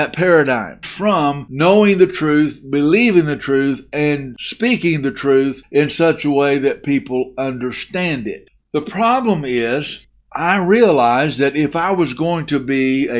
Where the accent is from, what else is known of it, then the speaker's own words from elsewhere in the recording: Muleshoe, Texas, United States; moved away as an adult; also born or lived in Bentonville, Arkansas / Arkansas / Oklahoma / Mississippi; I was raised in the South. I was raised in Arkansas, Texas, and Oklahoma, and mostly in Texas. I went to a little high school called Mule Shoe High School.